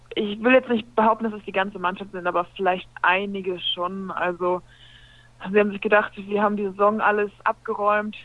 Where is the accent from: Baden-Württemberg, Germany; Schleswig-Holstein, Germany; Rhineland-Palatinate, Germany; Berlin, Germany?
Schleswig-Holstein, Germany; village near Hamburg; also born or lived in Frankfurt (Oder); now in Buxtehude, Germany; gebürtige Hamburgerin, das ist richtig. Wenn man so groß geworden bin ich in einem kleinen Dorf überhalb von Hamburg in Tornisch.